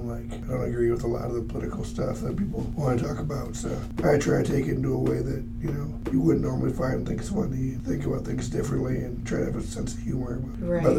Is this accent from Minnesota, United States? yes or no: yes; Minnesota, United States; I'm from Minnesota